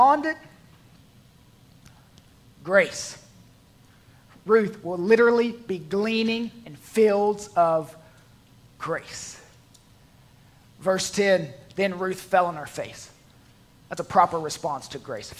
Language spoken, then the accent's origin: English; the South, United States; I'm from the South. I'm used to fried snacks.